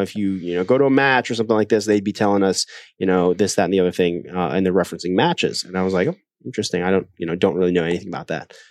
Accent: Ohio, United States; moved away as an adult; also born or lived in South Korea / Iowa / China / Greenville, South Carolina; now in Wisconsin, United States; then I grew up the rest of my childhood in Ohio

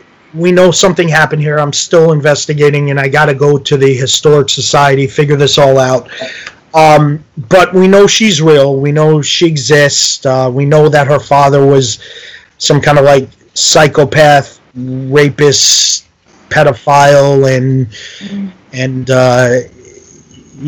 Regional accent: New York, United States; moved away as an adult; now in New Jersey, United States; I live in New Jersey. I'm from New York

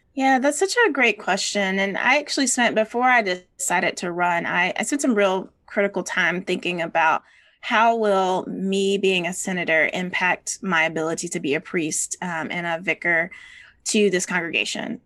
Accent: Georgia, United States; as a Georgian and as a Southerner

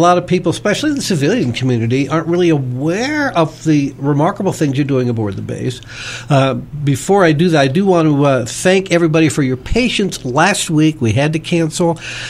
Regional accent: East Coast, United States; Now, I grew up on the East Coast and then on the West Coast, and was a member of the YMCAs in both organizations.

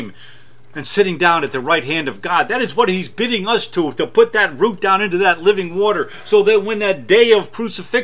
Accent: United States; American Christians

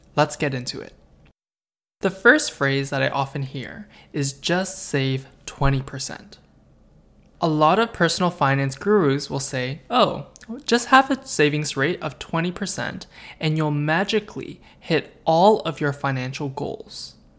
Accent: Canada; I'm a half-Korean and Chinese boy, born and raised in Canada

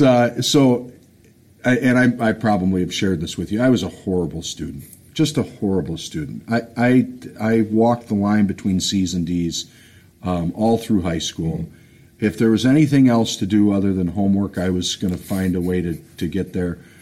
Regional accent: Detroit, Michigan, United States; I grew up on the uh, the west side of uh, Detroit, um, over in Royal Oak area

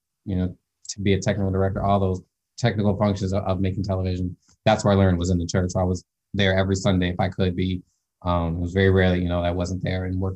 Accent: Skokie, Illinois, United States; moved away as an adult; also born or lived in Evanston, Illinois / Morton Grove, Illinois / Carbondale, Illinois; now in Connecticut, United States; I was born in Evanston Hospital, but I grew up in Skokie, Illinois, and Morton Grove, Illinois a lot

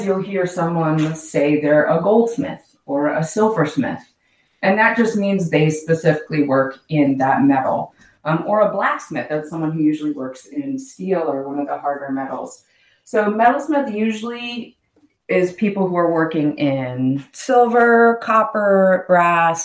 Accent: Pennsylvania, United States; I grew up in Pennsylvania

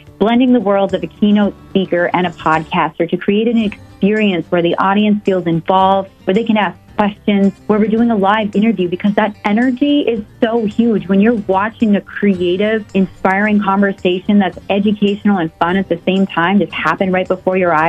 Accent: Fargo, North Dakota, United States; moved away; I am happy to come to my hometown. I miss Fargo.

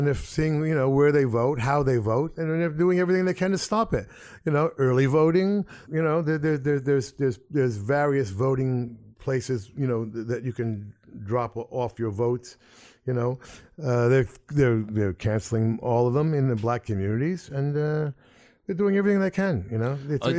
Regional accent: United States; especially as an American.

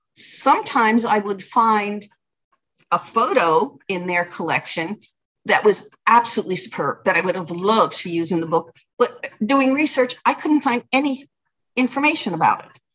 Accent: Elizabeth, New Jersey, United States; now in Cranford, United States; I grew up in Elizabeth and I have only lived in Cranford for 35 years

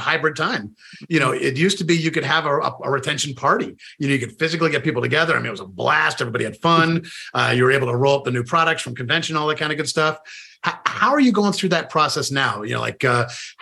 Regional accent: Northeast, United States; now in Florida, United States; I grew up in the Northeast

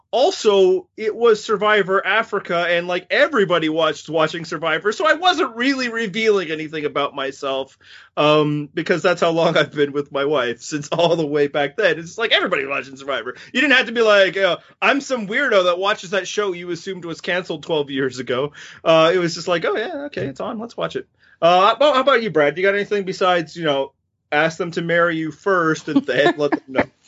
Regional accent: Canada; also born or lived in Western Canada; I'm Canadian

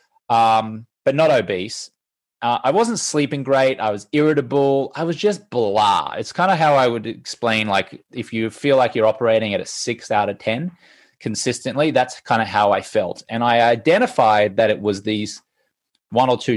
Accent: Brisbane, Queensland, Australia; I'm Australian. I grew up in Brisbane

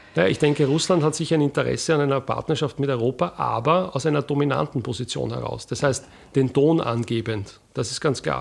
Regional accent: Wiener Neustadt, Lower Austria, Austria; also born or lived in Bucklige Welt; Ich bin aufgewachsen in Wiener Neustadt

